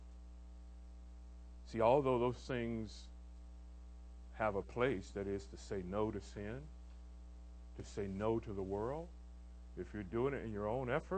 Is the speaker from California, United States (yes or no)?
no; Orlando, Florida, United States; now in Tampa, United States; I grew up in Orlando.